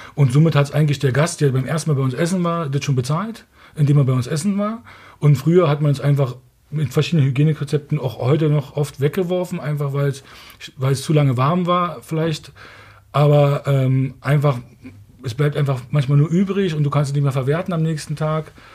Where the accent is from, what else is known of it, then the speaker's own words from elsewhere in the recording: Berlin, Germany; Wir kommen hier aus Ostberlin da hinten. Meine Eltern sind da groß geworden